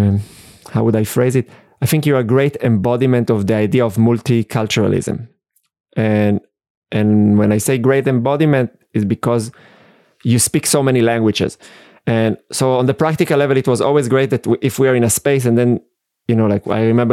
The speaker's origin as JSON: {"language": "English", "country": "Israel", "tie": "born or raised there", "second_language": "English", "moved": "as an adult", "lives_now": "Austria", "said": "I grew up in Israel"}